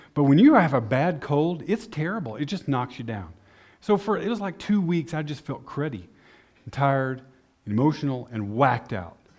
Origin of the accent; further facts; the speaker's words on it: Amarillo, Texas, United States; moved away as an adult; also born or lived in El Paso, Texas; now in Austria; I grew up in Amarillo